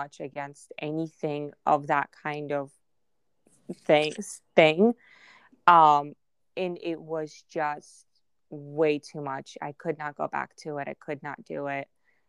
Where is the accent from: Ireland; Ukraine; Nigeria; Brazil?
Ukraine; first language Russian; English is a second language; moved away; I actually went to school in Ukraine. Russian was my first language, actually. I read, write all of that Russian.